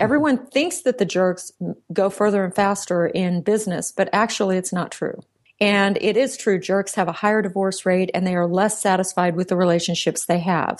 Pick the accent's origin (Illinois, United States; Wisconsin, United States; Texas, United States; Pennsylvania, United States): Texas, United States; Central; I was raised in Central Texas